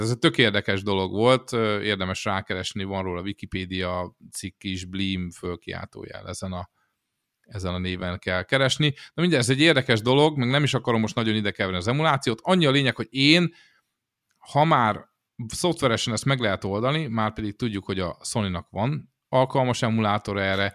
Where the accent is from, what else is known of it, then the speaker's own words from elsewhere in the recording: Szeged, Csongrád-Csanád, Hungary; a Szegeden a Gutenberg utcába velünk szembe egy szódagyár volt